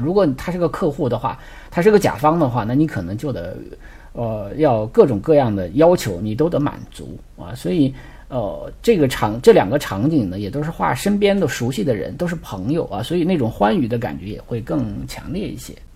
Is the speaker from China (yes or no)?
yes; China; 因为我们中国人是比较喜欢社交，比较喜欢扎堆儿的